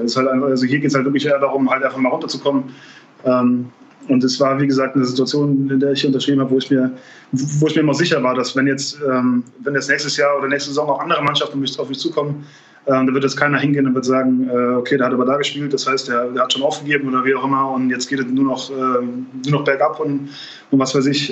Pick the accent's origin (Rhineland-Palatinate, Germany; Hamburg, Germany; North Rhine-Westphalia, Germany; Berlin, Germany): Rhineland-Palatinate, Germany; Trier; moved away as an adult; also born or lived in Bamberg / Munich / Tel Aviv; in meiner, meiner Heimatstadt ähm, ähm Trier